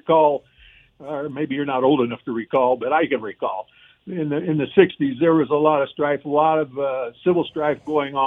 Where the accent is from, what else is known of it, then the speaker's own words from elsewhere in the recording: Cleveland, Ohio, United States; I grew up in the Cleveland area